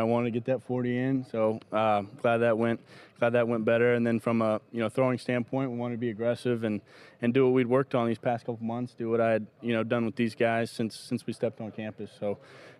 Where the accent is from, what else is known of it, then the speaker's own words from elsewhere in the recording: Charlotte, North Carolina, United States; growing up in Charlotte